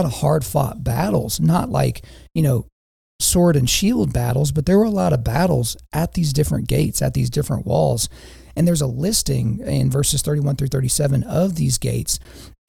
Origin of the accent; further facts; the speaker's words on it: Lawton, Oklahoma, United States; now in Edmond, United States; I'm from Lawton, Oklahoma, Southwest Oklahoma